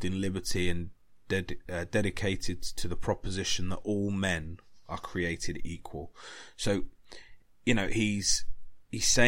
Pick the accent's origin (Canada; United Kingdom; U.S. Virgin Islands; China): United Kingdom; England; I'm English. I love my country. I love England.